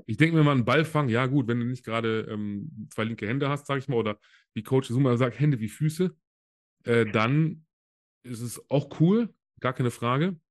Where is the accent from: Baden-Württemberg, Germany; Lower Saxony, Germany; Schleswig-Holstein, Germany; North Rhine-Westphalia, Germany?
North Rhine-Westphalia, Germany; Solingen; hier bei mir im, in Solingen, wo ich herkomme